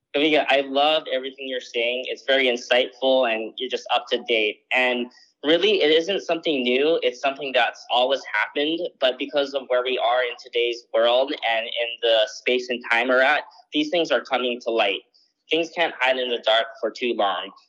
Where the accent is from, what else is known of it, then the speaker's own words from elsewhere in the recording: Maui, Hawaii, United States; I grew up on Maui my whole life